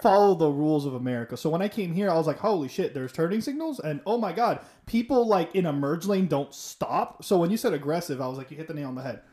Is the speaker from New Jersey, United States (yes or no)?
no; Miami, Florida, United States; I'm from Miami